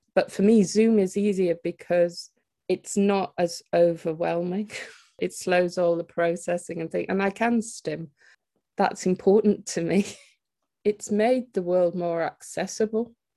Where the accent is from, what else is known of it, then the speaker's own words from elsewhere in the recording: Teesside, North East England, United Kingdom; moved away; I'm originally from the Teesside area, but I've lived away for it for quite a long time and returned back here about three years ago